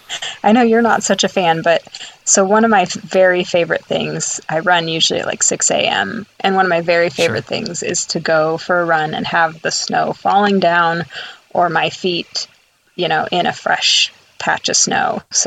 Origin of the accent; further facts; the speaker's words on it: Albany, Oregon, United States; I am from Albany, Oregon.